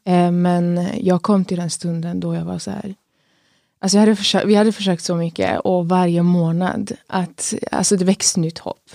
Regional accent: Kristianstad, Skåne, Sweden; jag kommer från Skåne, från, mig, från Kristianstad.

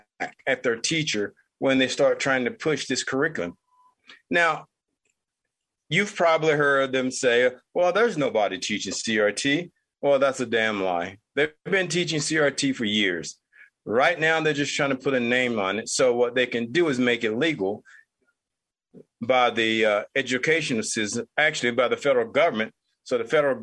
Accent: United States; as an American who happens to be Black

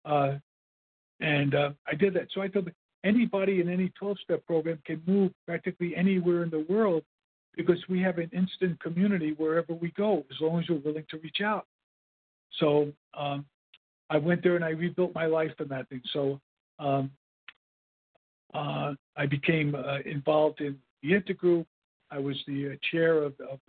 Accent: New York City, New York, United States; I grew up in Brooklyn.

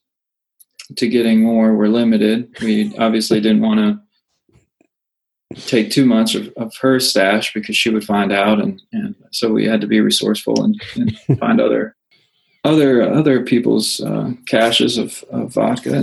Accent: North Carolina, United States; also born or lived in Northeastern United States; we finally settled in North Carolina when I was, like I said, around 4 or 5 years old

